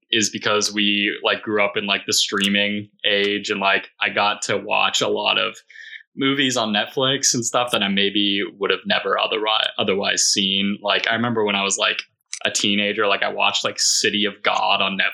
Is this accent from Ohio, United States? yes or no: yes; Columbus, Ohio, United States; also born or lived in Pittsburgh, Pennsylvania; But I was born in Pittsburgh, but I've lived in Ohio since I was 7 years old. So I think I can safely say I'm an Ohioan at this point.